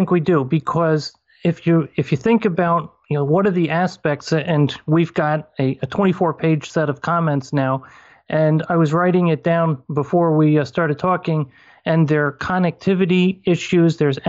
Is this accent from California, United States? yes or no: no; New York, United States; also born or lived in moved 9 times; we've moved 9 times, but I'm back in my hometown after 28 years. And so it was in a field in this hometown in upstate New York.